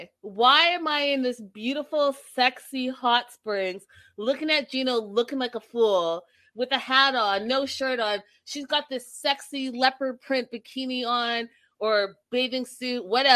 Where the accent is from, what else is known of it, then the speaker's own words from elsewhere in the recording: Vancouver, British Columbia, Canada; I'm from Vancouver, where it rains, you know, 90% of the time.